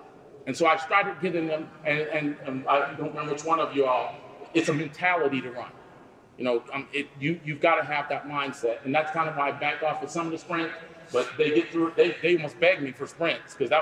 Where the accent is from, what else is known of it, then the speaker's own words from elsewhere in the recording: Wilmington, North Carolina, United States; I'm from Wilmington